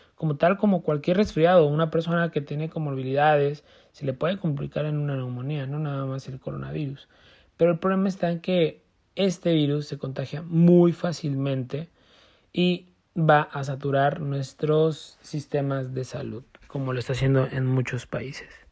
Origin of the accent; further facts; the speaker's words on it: Mexico; nosotros como mexicanos